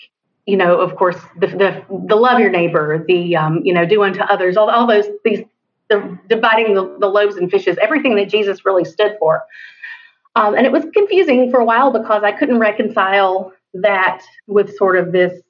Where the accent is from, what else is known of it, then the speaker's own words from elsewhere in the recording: East Tennessee, United States; moved away as an adult; now in Spartanburg, United States; I'm from East Tennessee, but I live in Spartanburg, South Carolina